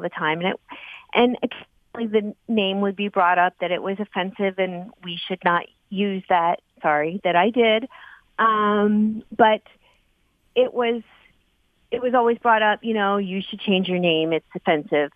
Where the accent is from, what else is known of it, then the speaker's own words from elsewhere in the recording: East Coast, United States; now in Macomb, United States; I grew up on the East Coast